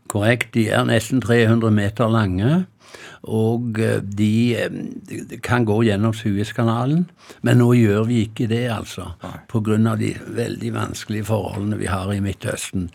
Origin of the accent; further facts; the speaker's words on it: Hjelmeland, Rogaland, Norway; now in Sandefjord, Norway; der jeg kommer fra opprinnelig, mm. Hjelmeland i Ryfylke